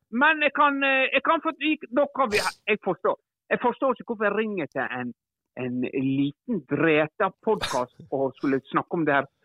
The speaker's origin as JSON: {"language": "Norwegian", "town": "Ålesund", "region": "Møre og Romsdal", "country": "Norway", "lives_now": "Svelgen, Norway", "said": "Eh, kom jeg fra Ålesund da, og flytta ned her til Svelgen."}